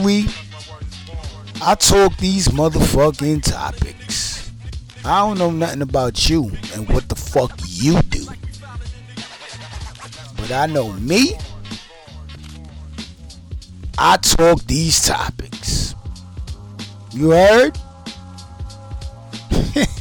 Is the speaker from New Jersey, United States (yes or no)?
no; New York City, New York, United States; I'm in Brooklyn, and I'm from Brooklyn